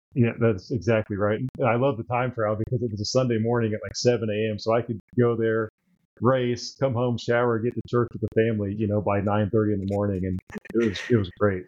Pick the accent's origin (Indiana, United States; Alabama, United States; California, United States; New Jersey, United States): Indiana, United States; Terre Haute; i'm a lifelong hoosier born and raised in indiana um, grew up in terre haute so the west side of the state